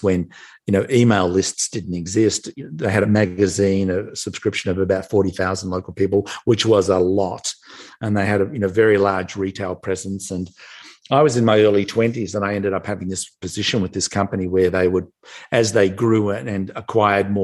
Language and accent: English; Melbourne, Victoria, Australia; moved away as an adult; now in United States; I'm from Melbourne, Australia. I live in the US now. I've been here for nearly 30 years, but born and raised in Australia.